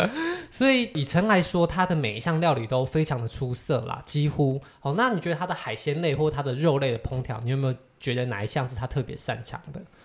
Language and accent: Chinese; Taiwan; 我们是台湾人